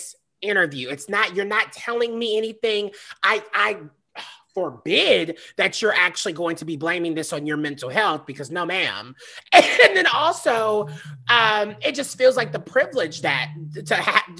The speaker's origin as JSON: {"language": "English", "region": "the South", "country": "United States", "said": "I'm from the South. I know I grew up in the depths of like Christianity and Pentecostal."}